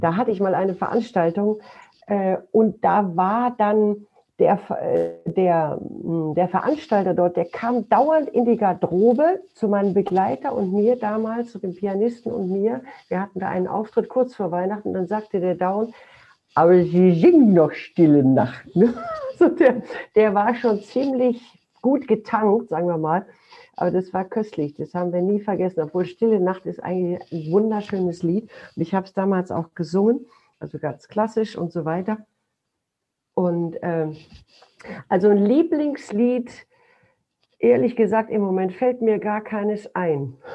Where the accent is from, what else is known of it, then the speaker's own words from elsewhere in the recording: Duisburg, North Rhine-Westphalia, Germany; in Duisburg gespielt, meiner Heimatstadt